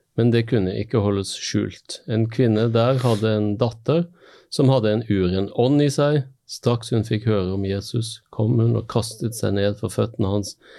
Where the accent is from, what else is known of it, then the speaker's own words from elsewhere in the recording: Stavanger, Rogaland, Norway; moved away as an adult; also born or lived in Bergen; now in Møre, Norway; har sjøl vokst opp i by. Sant? Jeg er fra Stavanger.